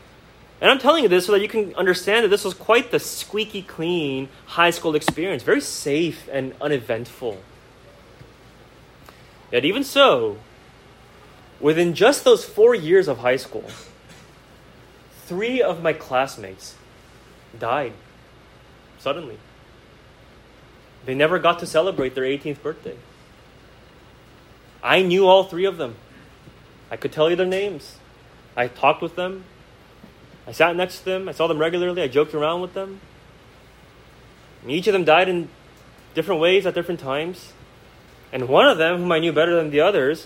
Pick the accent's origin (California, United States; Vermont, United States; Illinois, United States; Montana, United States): California, United States; Tri-Valley; I grew up here in the Tri-Valley. I went to high school here all 4 years